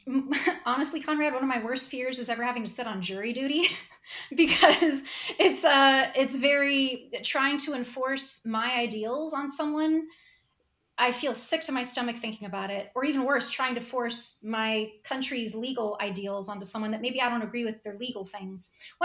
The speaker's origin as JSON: {"language": "English", "country": "Australia", "said": "Well, I can't be Australian, because I'm Australian."}